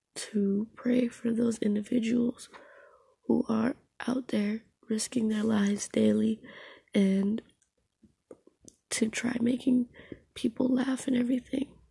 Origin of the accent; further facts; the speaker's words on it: United States; also born or lived in Jamaica; I was raised here